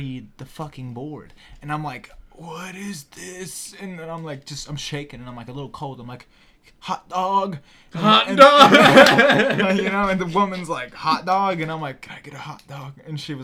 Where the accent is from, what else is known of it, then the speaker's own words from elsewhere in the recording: Greenville, South Carolina, United States; I was actually born in Greenville